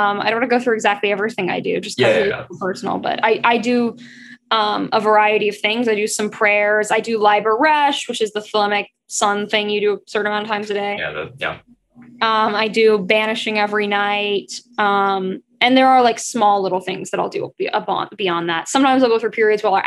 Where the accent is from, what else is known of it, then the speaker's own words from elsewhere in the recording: the South, United States; I grew up in the South in the US, which is the more Christian part